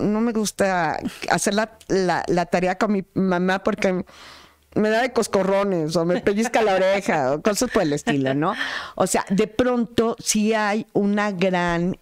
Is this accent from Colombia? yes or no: no; Tlaxcala, Mexico; las tlaxcaltecas